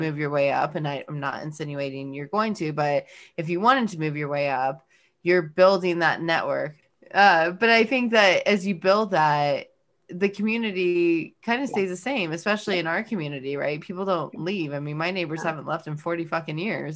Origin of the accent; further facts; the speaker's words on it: California, United States; moved away; I'm from California